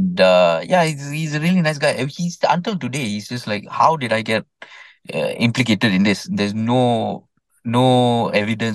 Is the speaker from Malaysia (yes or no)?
yes; Selangor, Malaysia; I'm from Selangor